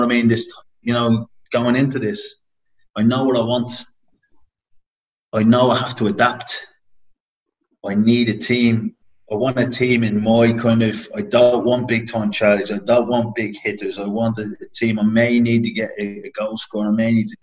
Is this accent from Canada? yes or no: no; Dublin, Leinster, Ireland; moved away as an adult; I was flying over from Dublin